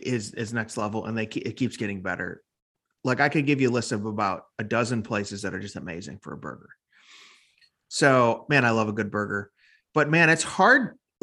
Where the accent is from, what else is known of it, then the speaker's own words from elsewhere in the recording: Chicago, Illinois, United States; now in Nashville, United States; Born and raised in Chicago area.